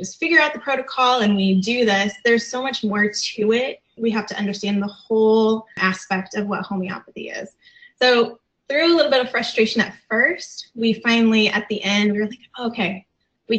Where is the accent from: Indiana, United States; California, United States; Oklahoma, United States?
Indiana, United States; Fort Wayne; we're from Fort Wayne, Indiana